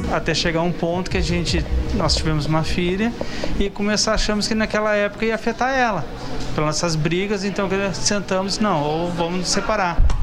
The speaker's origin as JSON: {"language": "Portuguese", "town": "São José dos Campos", "region": "São Paulo", "country": "Brazil", "said": "Nós somos de São José dos Campos"}